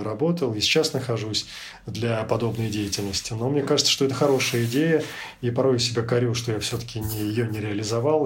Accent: Belarus; moved away as an adult; also born or lived in Ukraine / Prague, Czech Republic; now in Europe; какие мы, белорусы, в 2020 году

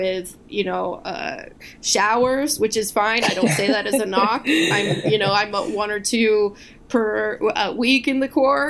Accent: West Coast, United States; I am from the West Coast

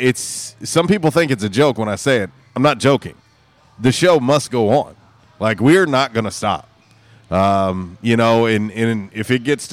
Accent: Tampa, Florida, United States; now in Jonesboro, United States; Tampa, the Tampa Bay area, that's my hometown. That's where I'm originally from.

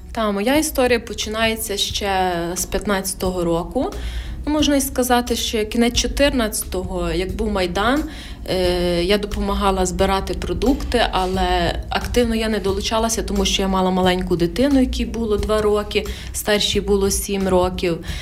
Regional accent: Khmelnytskyi Oblast, Ukraine; я теж з Хмельницької області

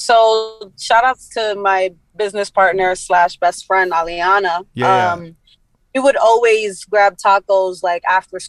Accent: New York City, New York, United States; that's the neighborhood I grew up in.

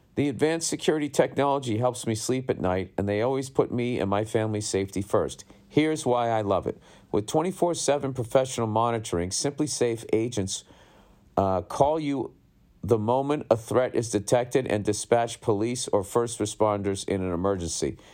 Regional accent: Boston, Massachusetts, United States; growing up in Boston

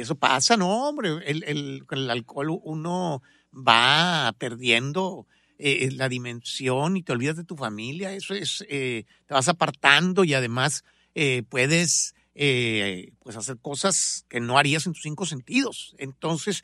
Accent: Monterrey, Nuevo León, Mexico; moved away; also born or lived in Guadalajara / Los Angeles; tengo medio corazón tapatío, pero nací en Monterrey, que es mi tierra, ah, de ahí son mis papás. Entonces soy de Monterrey

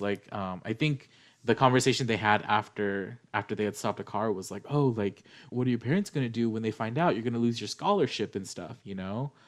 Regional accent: United States; We're Asian American

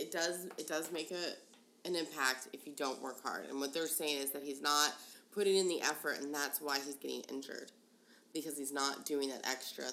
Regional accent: Denver, Colorado, United States; we come from Denver.

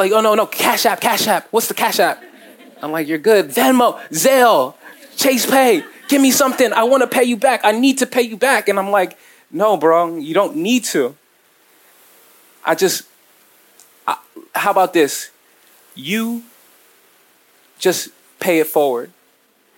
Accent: New Jersey, United States; I'm from Jersey

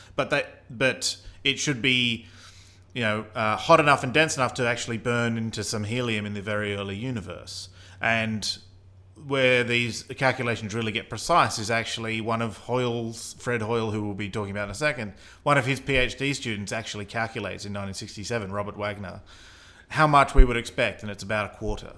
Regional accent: Australia; accent: Australian; that's my Australian accent

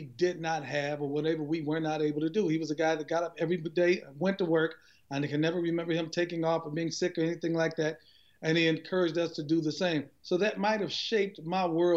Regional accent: Cleveland, Ohio, United States; I'm a Cleveland, Ohio native, born and raised in Cleveland, on the east side of Cleveland.

